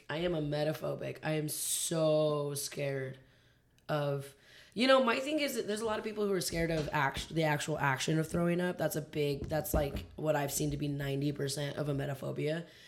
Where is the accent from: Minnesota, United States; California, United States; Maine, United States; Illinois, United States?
California, United States; why don't we as Californians have a Southern accent?